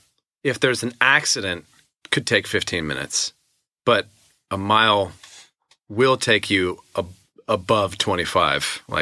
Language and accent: English; Redding, California, United States; now in Nashville, United States; I don't live in LA, even though I grew up in California.